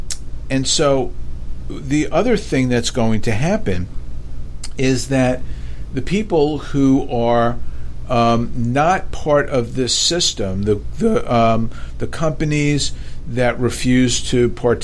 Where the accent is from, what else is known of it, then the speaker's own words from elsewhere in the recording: New York City, New York, United States; moved away; growing up in New York, I couldn't wait to get out of New York